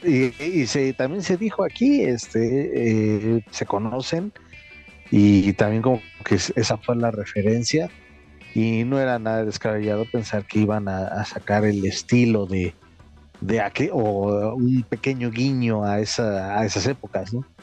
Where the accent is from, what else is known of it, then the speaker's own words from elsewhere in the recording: Mexico; como mexicano